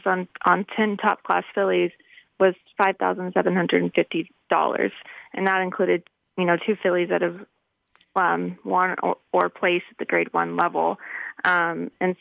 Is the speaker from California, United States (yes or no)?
no; Texas, United States; moved away as an adult; also born or lived in Kentucky; my home state